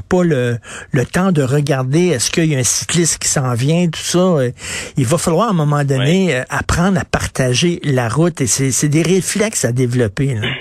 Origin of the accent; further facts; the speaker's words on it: Montreal, Quebec, Canada; je suis un vrai Montréalais